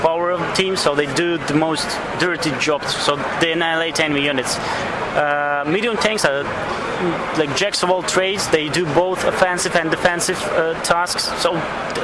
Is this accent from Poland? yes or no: no; Belarus; we are from Belarus